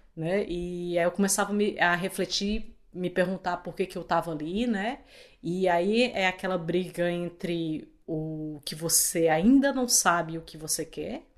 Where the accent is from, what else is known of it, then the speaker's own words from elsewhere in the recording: Fortaleza, Ceará, Brazil; moved away as an adult; now in Canada; eu sou de Fortaleza